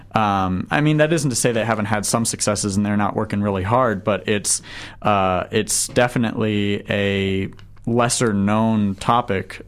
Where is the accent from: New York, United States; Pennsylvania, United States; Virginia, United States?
Virginia, United States; right outside of Washington D.C.; moved away as an adult; also born or lived in San Antonio, Texas; now in New Zealand; I grew up right outside of Washington D.C.